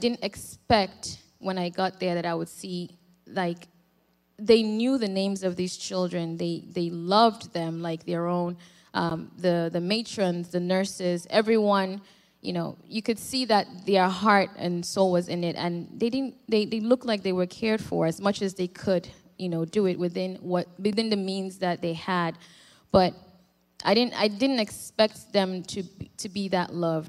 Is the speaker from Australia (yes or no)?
no; Nigeria; now in United States; I've lived more than half of my life here in the U.S., born and raised in Nigeria